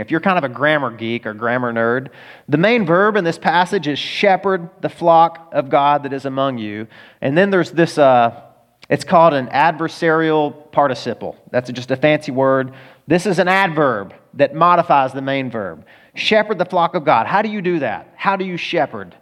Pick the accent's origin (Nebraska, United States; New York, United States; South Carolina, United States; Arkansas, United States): Arkansas, United States; I'm from Arkansas